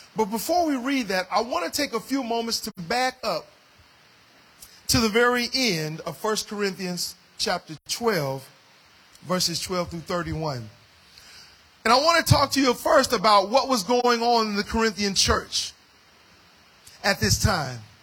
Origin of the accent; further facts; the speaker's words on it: United States; as an African American uh, of African descent